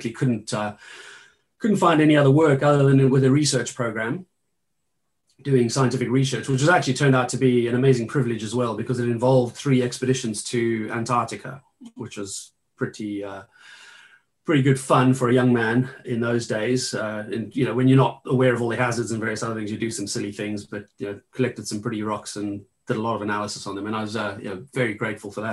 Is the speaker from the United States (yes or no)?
no; a mining town just east of Johannesburg, Gauteng, South Africa; I grew up actually in a mining town just east of Johannesburg